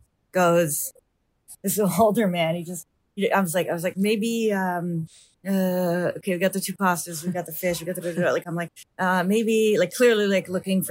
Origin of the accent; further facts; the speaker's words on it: United States; I'm American.